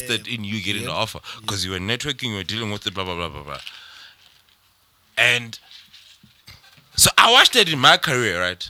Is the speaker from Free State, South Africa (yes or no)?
yes; Botshabelo, Free State, South Africa; moved away; I'm from Botshabelo